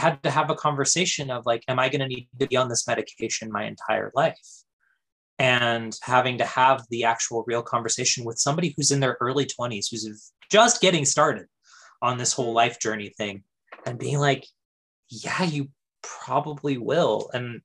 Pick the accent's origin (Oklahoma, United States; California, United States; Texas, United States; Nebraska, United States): California, United States; we're both from California